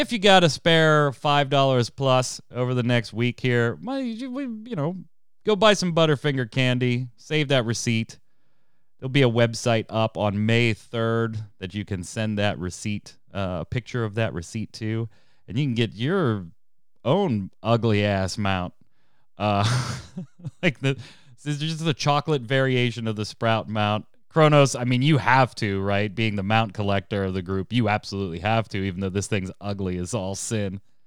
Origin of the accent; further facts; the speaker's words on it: United States; I'm American